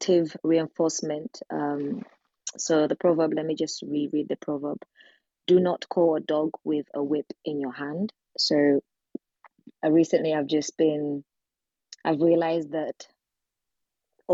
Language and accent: English; Uganda; now in United Kingdom; I am from the UK. I'm originally from Uganda, but I'm living in the UK right now